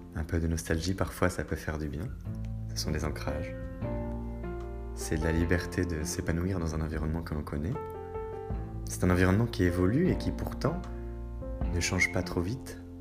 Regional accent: Brittany, France; ma Bretagne. Oui, je suis breton

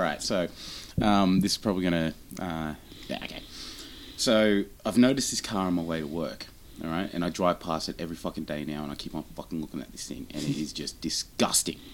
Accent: Australia; We're Australian

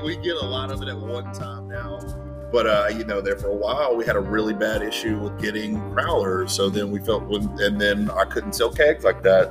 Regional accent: Charlotte, North Carolina, United States; I am from Charlotte

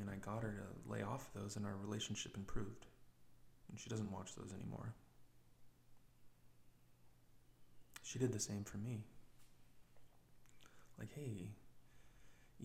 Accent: United States; I'm an American person.

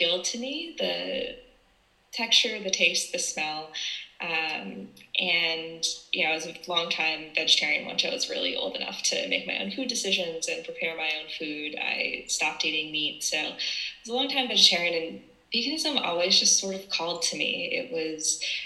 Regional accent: East Coast of the United States, United States; now in San Francisco, United States; I'm from San Francisco, California, originally from the East Coast of the United States

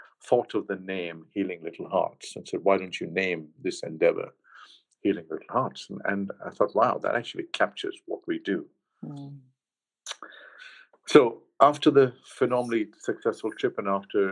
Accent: Mumbai, Maharashtra, India; moved away as an adult; also born or lived in London, United Kingdom / Los Angeles, United States; now in Leicester, United Kingdom; I grew up in Bombay, and I've always called it Bombay

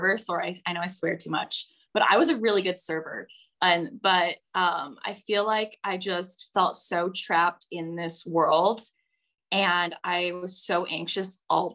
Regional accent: Toronto, Ontario, Canada; moved away as an adult; now in Costa Rica; I grew up in Toronto and I drank a lot in high school

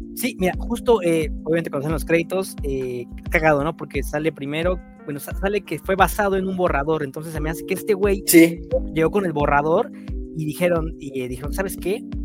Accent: Mexico; siendo mexicano

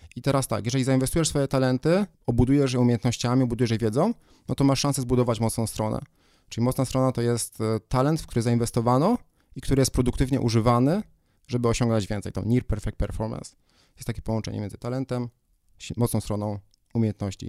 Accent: Poland

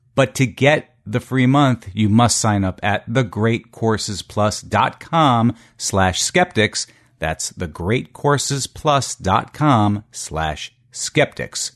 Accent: Connecticut, United States; we grew up in Connecticut, in New England

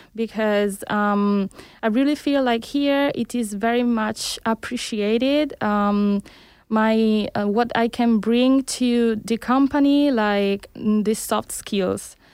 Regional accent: Italy; moved away as an adult; also born or lived in Cuba; now in Barcelona, Spain; I was born in Cuba, but I grew up in Italy, where I conducted my studies

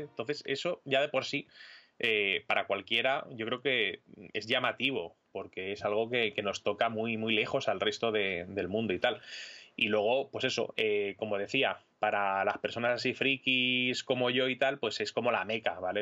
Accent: Madrid, Community of Madrid, Spain; yo eh, soy madrileño

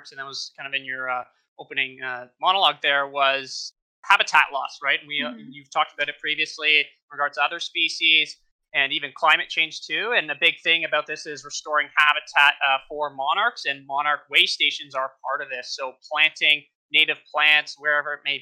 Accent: Ontario, Canada; I'm from Ontario, Canada

